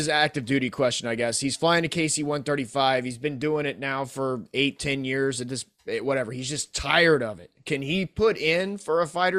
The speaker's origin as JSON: {"language": "English", "town": "Cincinnati", "region": "Ohio", "country": "United States", "tie": "born or raised there", "also_born_or_lived": "Ellsworth, South Dakota", "moved": "as an adult", "said": "growing up in Cincinnati, Ohio"}